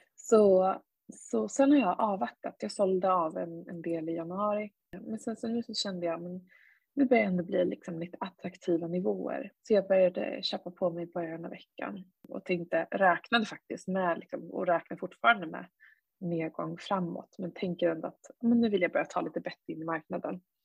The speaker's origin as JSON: {"language": "Swedish", "country": "Sweden", "said": "som, som svensk"}